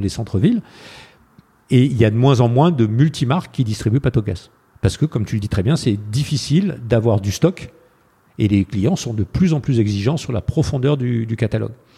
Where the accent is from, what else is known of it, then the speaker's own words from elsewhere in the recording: France; je suis un Français